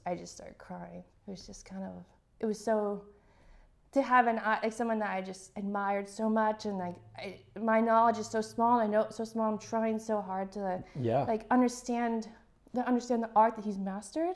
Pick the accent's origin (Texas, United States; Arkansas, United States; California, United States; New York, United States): Texas, United States; moved away; I'm from Texas